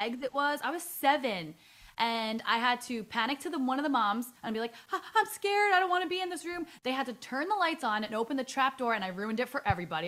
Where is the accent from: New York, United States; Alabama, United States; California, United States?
New York, United States; New York City; I'm from the Bronx, like, born and raised